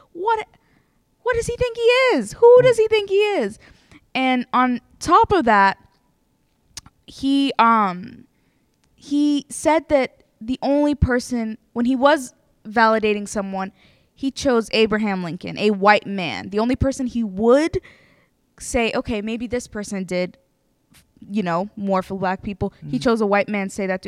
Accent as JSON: {"language": "English", "country": "Ethiopia", "moved": "yes", "lives_now": "Harrisonburg, United States", "said": "I am not African American, I'm from Ethiopia"}